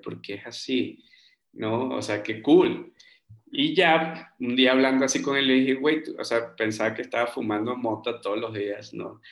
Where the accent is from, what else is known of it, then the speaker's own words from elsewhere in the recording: Margarita Island, Nueva Esparta, Venezuela; moved away as an adult; also born or lived in Bogotá, Colombia / Germany / Peru; now in Mexico City, Mexico; yo crecí en una isla en Venezuela, en la isla de Margarita